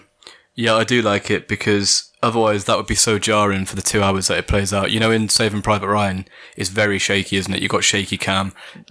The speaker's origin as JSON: {"language": "English", "town": "Brockworth", "region": "South West England", "country": "United Kingdom", "tie": "born or raised there", "also_born_or_lived": "Stroud", "said": "I was born in Stroud, you know. Did you know that? Stroud Maternity Hospital. I didn't move to Brockwith until I was 6."}